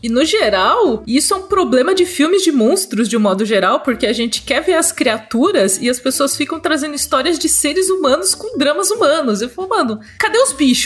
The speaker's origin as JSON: {"language": "Portuguese", "country": "Brazil", "said": "eu sou brasileira"}